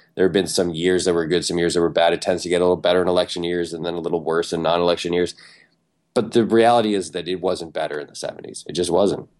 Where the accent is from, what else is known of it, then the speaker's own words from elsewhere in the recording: Ann Arbor, Michigan, United States; I'm from Michigan. I was born in Ann Arbor